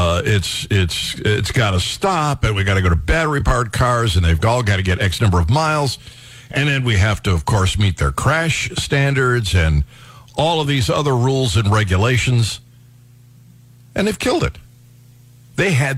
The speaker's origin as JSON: {"language": "English", "region": "Ohio", "country": "United States", "tie": "born or raised there", "said": "When I was growing up in Ohio, 16 was the magic age."}